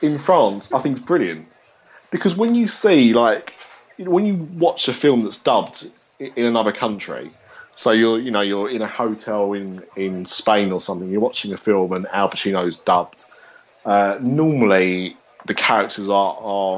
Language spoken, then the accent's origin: English; Essex, East of England, United Kingdom; I'm from Essex